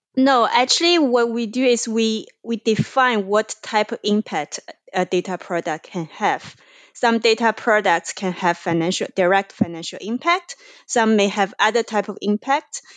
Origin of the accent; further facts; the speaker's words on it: China; moved away; I am originally from China.